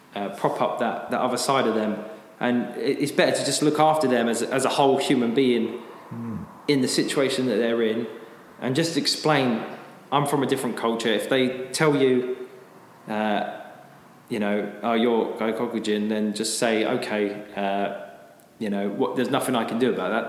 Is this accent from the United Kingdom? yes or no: yes; United Kingdom; moved away as an adult; now in Japan; I'm uh, British. I came to Japan about ten years ago.